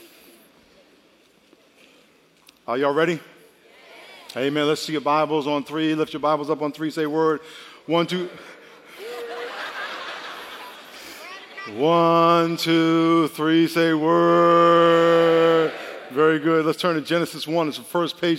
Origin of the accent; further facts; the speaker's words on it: New York, United States; I grew up in New York